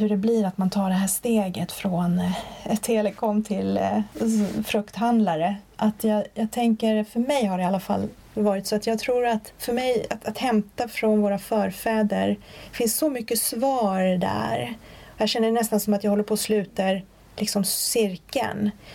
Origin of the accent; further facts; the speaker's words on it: Sweden; also born or lived in Sundbyberg / Linköping; Men jag är född och uppvuxen i Sverige, de träffades här